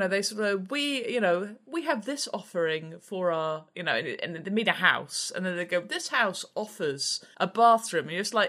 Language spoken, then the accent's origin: English; Reading, South East England, United Kingdom; I am a author from Reading. And I live in Reading because of the pun.